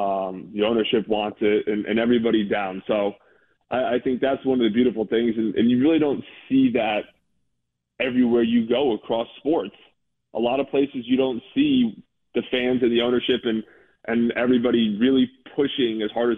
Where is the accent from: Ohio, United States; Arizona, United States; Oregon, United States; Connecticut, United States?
Connecticut, United States; Bethel; also born or lived in Danbury; Yeah, I was born in Danbury, grew up in Bethel, yep.